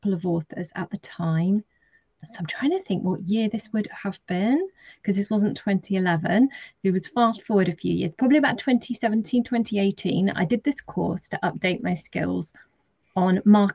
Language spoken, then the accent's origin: English; Dorset, South West England, United Kingdom; also born or lived in London; I'm from Dorset, so I've jumped around a bit from London to Dorset in the UK quite a bit.